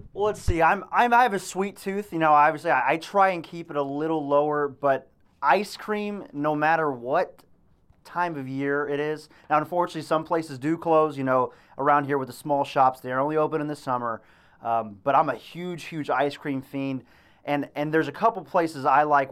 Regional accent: Texas, United States; now in Quincy, United States; being a Texan

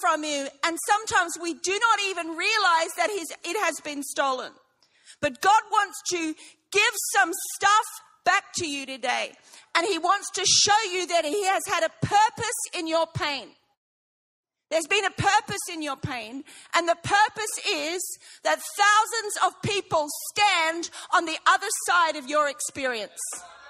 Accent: Brisbane, Queensland, Australia; now in England; I'm from Sheffield, England, but I'm not. I'm actually from Brisbane. So I was ready for all the ashes discussions and stuff. Listen, I'm with you. I have been gone 26 years, but I am still Australian.

